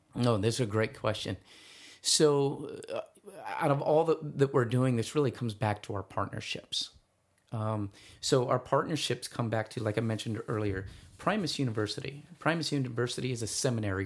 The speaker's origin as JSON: {"language": "English", "area": "East Valley", "region": "Arizona", "country": "United States", "said": "I'm from the East Valley, and so I'm from, more familiar with those schools"}